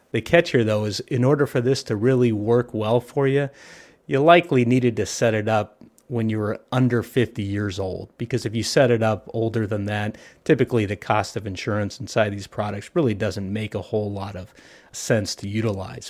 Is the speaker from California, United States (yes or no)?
yes; Southern California, United States; I grew up here in Southern California.